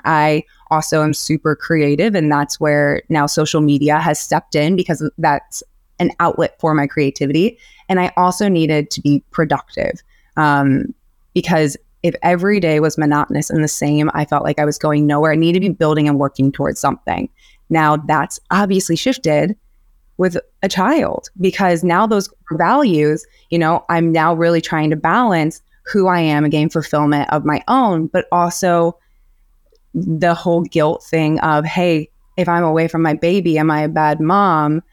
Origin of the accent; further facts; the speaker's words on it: Illinois, United States; moved away as an adult; also born or lived in Portland / Miami / Los Angeles; now in Milwaukee, United States; born and raised in Illinois.